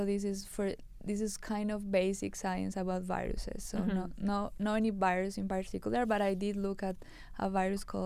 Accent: Colombia; moved away as an adult; I was from Colombia.

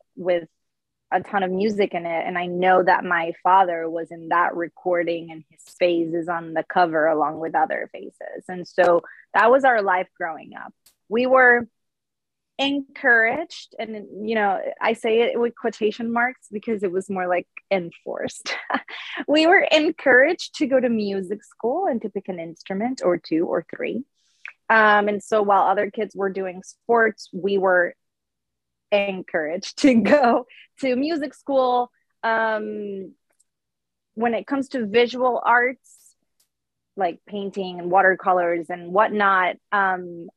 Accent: Puerto Rico; born or raised there; English is a second language; moved away as an adult

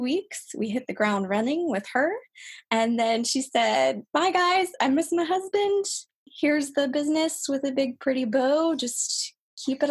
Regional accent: Kentucky, United States; moved away as an adult; also born or lived in New Orleans, Louisiana; now in Paris, France; I'm actually from Kentucky.

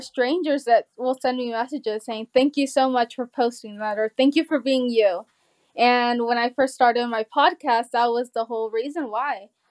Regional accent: Georgia, United States; also born or lived in California; we moved from California at eight. And I remember we went to a lake here in Georgia

